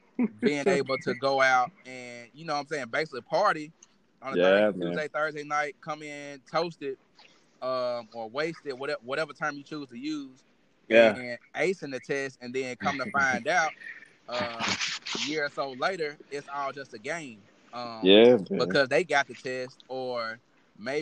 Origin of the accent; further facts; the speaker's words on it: Mississippi, United States; we grew up here in Mississippi